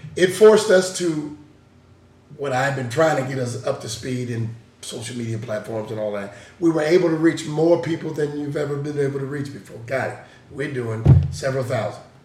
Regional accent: Seattle, Washington, United States; I'm from Seattle

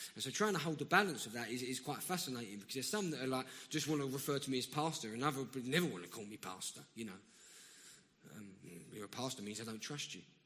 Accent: London, United Kingdom; accent: South London; I'm from round here.

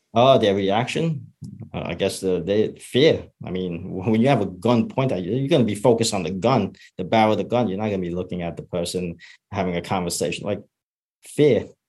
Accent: United States; I grew up in Chinatown

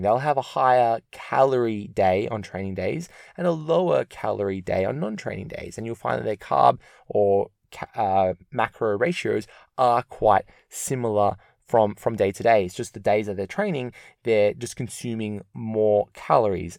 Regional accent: Melbourne, Victoria, Australia; I'm from Melbourne

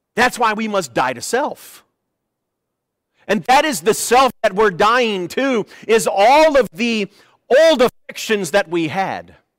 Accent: United States

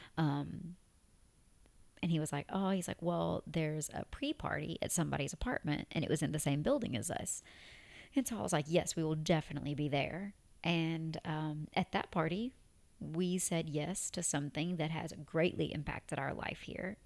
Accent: Tennessee, United States; accent: Tennessee; moved away as an adult; now in Abu Dhabi, United Arab Emirates; I had my Tennessee accent speaking Arabic

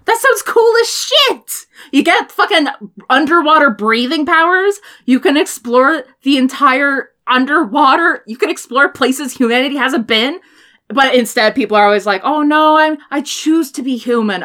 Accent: Washington, United States; I'm from Washington. Everybody here watches Supernatural

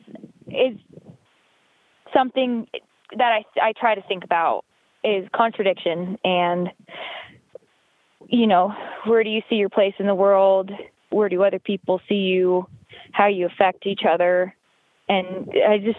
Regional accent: Sonoma County, Petaluma, Santa Rosa area, Northern California, United States; moved away as an adult; also born or lived in Lodi, California; now in Winnemucca, United States; I'm from Northern California. I'm from Sonoma County, Petaluma, Santa Rosa area.

